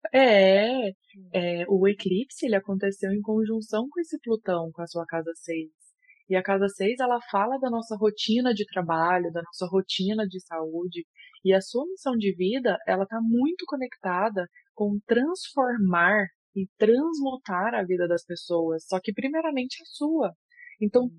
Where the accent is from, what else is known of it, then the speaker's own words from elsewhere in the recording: Goiânia, Goiás, Brazil; eu é sou de Goiânia